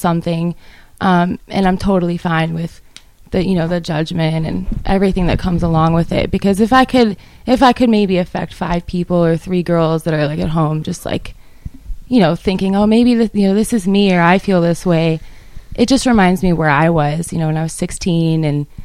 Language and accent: English; Reno, Nevada, United States; now in Nashville, United States; I'm from Reno, Nevada.